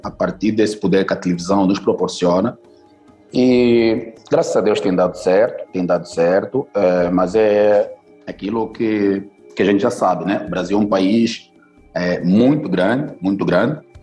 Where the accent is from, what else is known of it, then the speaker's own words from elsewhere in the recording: Luanda, Luanda Province, Angola; now in Brazil; Eu nasci em Luanda, capital da Angola.